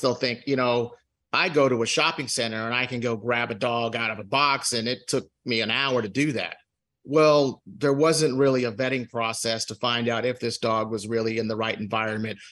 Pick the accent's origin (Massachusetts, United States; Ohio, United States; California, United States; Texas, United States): Texas, United States; Houston; moved away as an adult; now in Dallas, United States; I'm originally from Houston, okay, and uh, I moved to uh, to Dallas for work